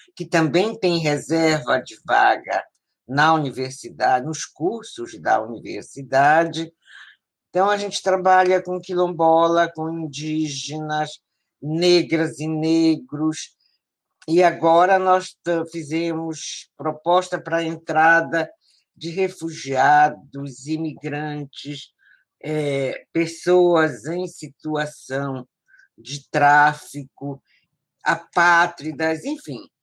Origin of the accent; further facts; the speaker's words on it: Belém, Pará, Brazil; also born or lived in Marajó; Eu cheguei a Belém com a minha família, eu tinha um ano e meio. E aqui eu vivo, aqui eu estou. Então, Belém é o lugar que eu me criei, né, num bairro de periferia, lá, a Sacramenta